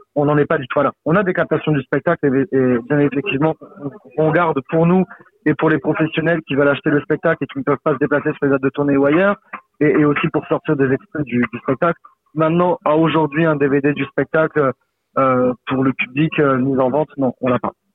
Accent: Saint-Laurent-de-la-Salanque, Occitania, France; j'ai commencé le théâtre en amateur à Saint-Laurent-de-la-Salanque, à côté de Perpignan, là où j'ai grandi

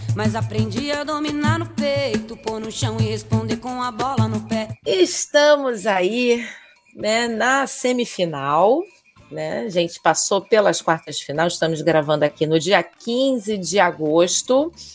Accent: Rio de Janeiro, Brazil; carioca e flamenguista

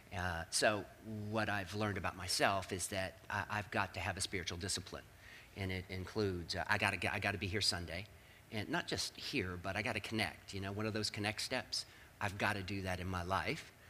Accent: Northern Virginia, United States; I grew up in Northern Virginia.

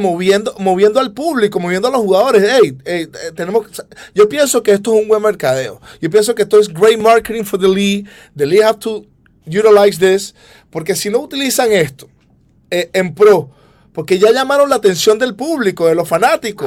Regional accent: Venezuela; moved away; nosotros nos da mucho orgullo ser venezolanos

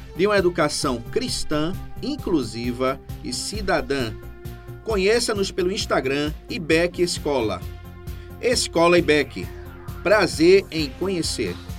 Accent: Recife, Pernambuco, Brazil; Eu sou do Grande Recife, né? Eu sou de Recife, na verdade

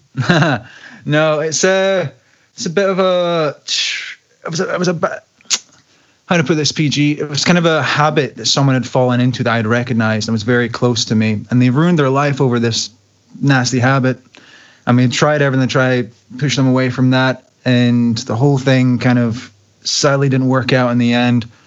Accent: Glasgow, Scotland, United Kingdom; my hometown, Glasgow

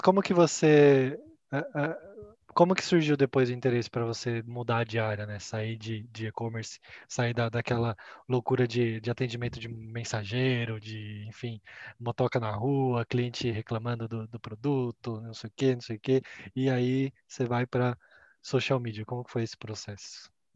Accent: Campinas, São Paulo, Brazil; Eu sou de Campinas

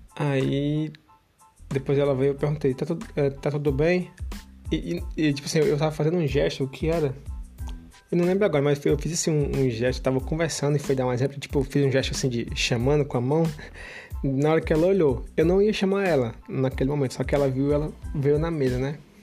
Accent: Brazil; moved away; eu sou do Brasil

